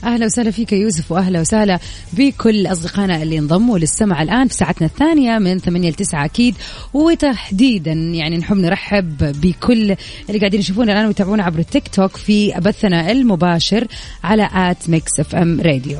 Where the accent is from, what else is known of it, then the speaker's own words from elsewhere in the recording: Jeddah, Makkah Province, Saudi Arabia; عندنا في جدة